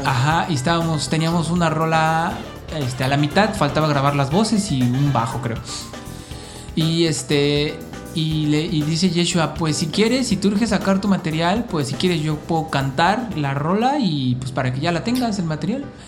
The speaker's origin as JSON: {"language": "Spanish", "region": "Mexico City", "country": "Mexico", "tie": "born or raised there", "also_born_or_lived": "Tijuana", "moved": "as an adult", "lives_now": "Cancún, Mexico", "said": "yo nací en Tijuana, pero viví como cuatro meses allá nada más y luego ya me regresé a la Ciudad de México de donde son mis papás del, municipio de Azcapotzalco"}